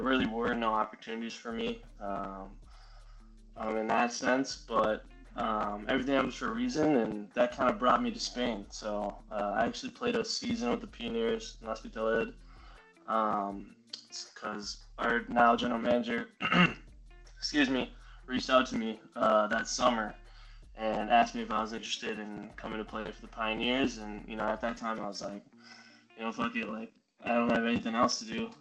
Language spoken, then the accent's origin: English; Minnesota, United States; I grew up in Minnesota